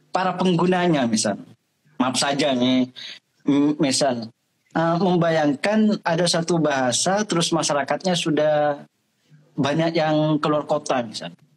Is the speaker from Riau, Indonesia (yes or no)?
no; Madura, East Java, Indonesia; itu menyatakan identitas kita sebagai orang Madura.